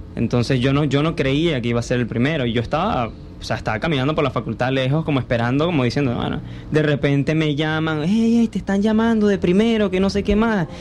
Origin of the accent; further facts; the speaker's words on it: Cabimas, Zulia, Venezuela; yo originalmente soy de Cabimas